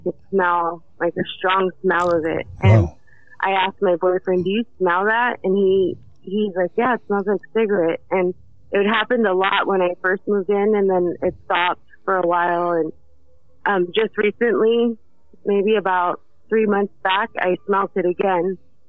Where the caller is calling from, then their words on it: Hermiston, Oregon, United States; also born or lived in Southern California; Hi, I'm calling from Oregon.